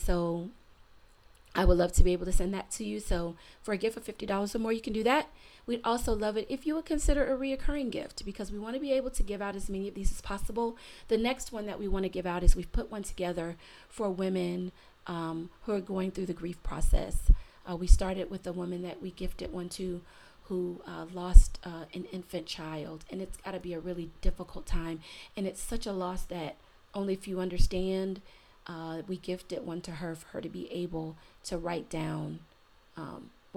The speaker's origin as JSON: {"language": "English", "region": "Florida", "country": "United States", "said": "my home state of Florida"}